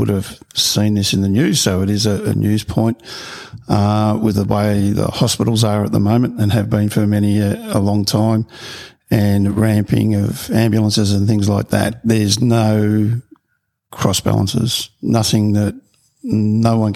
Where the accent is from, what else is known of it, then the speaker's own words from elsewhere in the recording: Victoria, Australia; now in Gold Coast, Australia; I grew up in Victoria and we had the upper house, lower house, and when we first moved up here in 2004